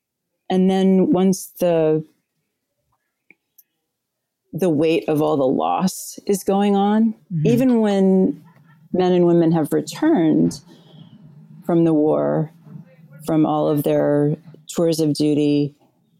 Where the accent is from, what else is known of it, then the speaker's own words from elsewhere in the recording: New Orleans, Louisiana, United States; also born or lived in Winter Park, Florida; At the age of 7, my mother and I moved to New Orleans